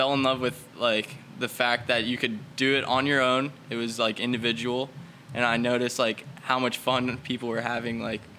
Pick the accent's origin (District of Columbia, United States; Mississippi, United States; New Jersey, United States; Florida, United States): Florida, United States; Fort Lauderdale; also born or lived in Weston, Florida; So I grew up in Weston, and then my family moved out to Lauderdale when I was around 8